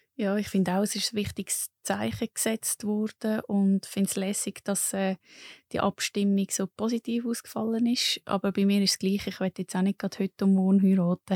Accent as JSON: {"language": "German", "region": "Lucerne", "country": "Switzerland", "moved": "yes", "said": "ursprünglich bin ich von Luzern"}